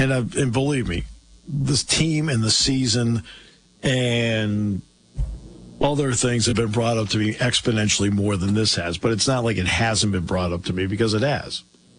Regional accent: Bellefonte, Pennsylvania, United States; to go from being born just down the street from Beaver Stadium at Mountaineer Medical Center and growing up in Bellefonte

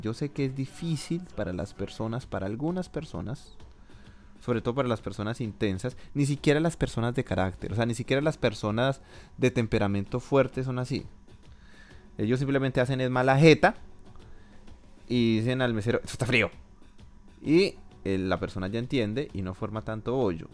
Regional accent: Colombia; mi país

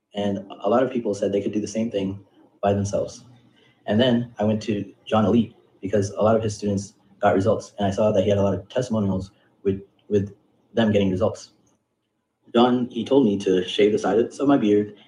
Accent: United States; I am Indian American. I am five foot five, and I'm from the United States

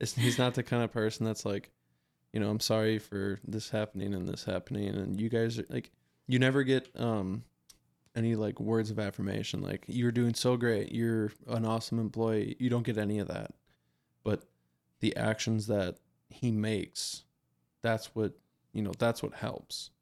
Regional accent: Wisconsin, United States; we're from Wisconsin.

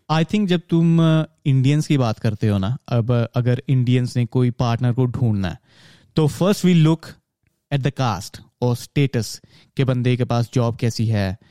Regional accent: Punjab, India; moved away as an adult; मैं पंजाब से आता हूँ

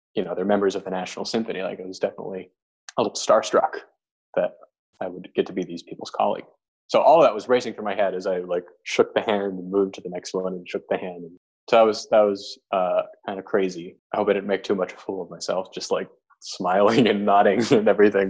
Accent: Arizona, United States; moved away as an adult; it was my hometown

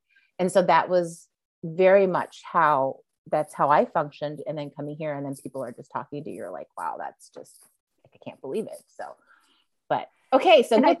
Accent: East Coast, United States; But I remember even growing up on the East Coast where it was, you know, when I would walk home alone at night, let's say in a downtown area

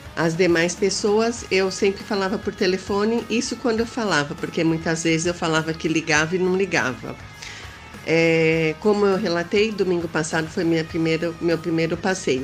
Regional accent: São Paulo, Brazil; eu não sou do norte, não. Eu sou aqui de São Paulo, é, na, da mesma cidade que a Beth, né? São Paulo, capital

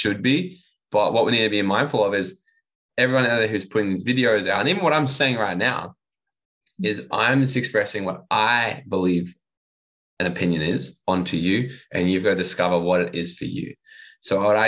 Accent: Gold Coast, Queensland, Australia; moved away as an adult; also born or lived in Bali / Mexico / United States; I'm from the Gold Coast originally, and I'm back living on the Gold

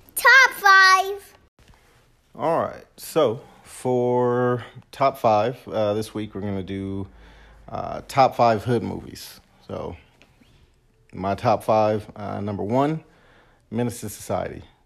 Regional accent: Los Angeles, California, United States; I grew up in Southwest

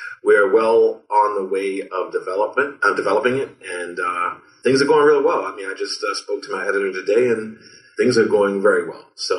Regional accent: Baltimore, Maryland, United States; growing up in Baltimore

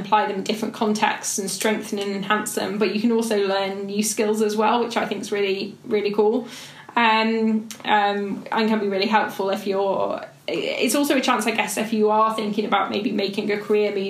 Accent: Stoke-on-Trent, West Midlands, United Kingdom; I grew up in Stoke-on-Trent, a city that suffered really post-industrial decline

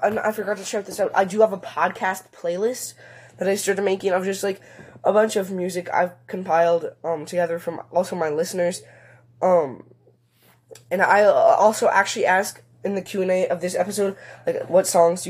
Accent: Germany; English is a second language; I hope this English was not too bad, because I'm from Germany.

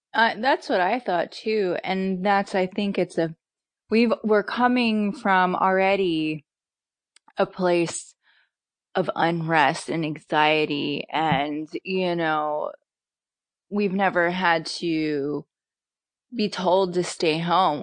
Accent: Pennsylvania, United States; now in Southern California, United States; I'm from Pennsylvania.

